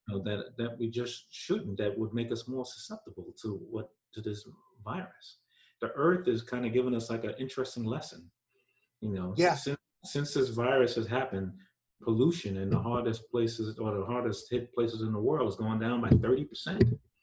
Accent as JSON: {"language": "English", "region": "New York", "country": "United States", "tie": "born or raised there", "said": "when I was growing up in New York"}